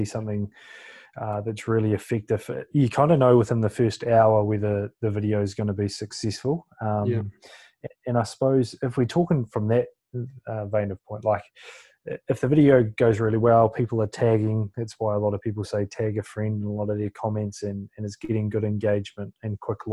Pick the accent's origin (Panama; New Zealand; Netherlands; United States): New Zealand; born or raised there